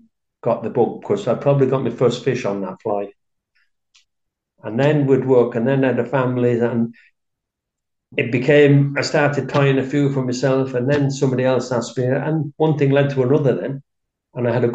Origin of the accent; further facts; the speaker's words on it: South Wales, United Kingdom; moved away as an adult; now in Abbeyleix, Ireland; I'm from South Wales originally